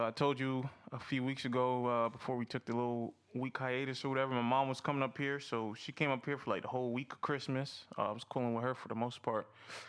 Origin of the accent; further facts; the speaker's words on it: Louisiana, United States; now in Charlotte, United States; As I've mentioned, we are originally from Louisiana